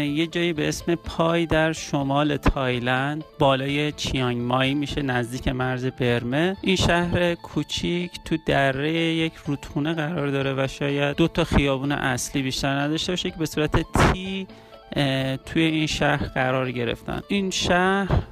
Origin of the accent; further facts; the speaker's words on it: Iran; گفت کجایی هستی گفتم که من اهل ایرانم